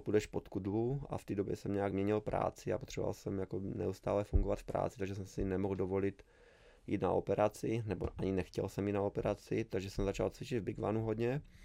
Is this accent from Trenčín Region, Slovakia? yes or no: yes; Lazy pod Makytou, Trenčín Region, Slovakia; Czech is a second language; moved away as an adult; now in Czech Republic; já jsem z malé vesnice, úplně z pohraničí, Lázy pod Makitou se to jmenuje